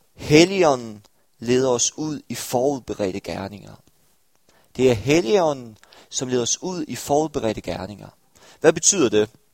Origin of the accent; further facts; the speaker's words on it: Stepping, Southern Denmark, Denmark; now in Aarhus, Denmark; jeg var fra en lille landsby ved navn Stepping